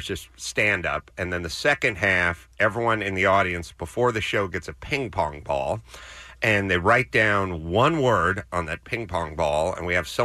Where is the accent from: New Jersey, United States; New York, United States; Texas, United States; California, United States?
California, United States; Los Angeles; I grew up in North Hollywood